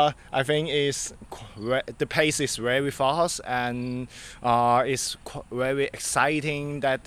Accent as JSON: {"language": "English", "country": "Hong Kong", "moved": "yes", "lives_now": "Taiwan", "said": "I'm from Hong Kong."}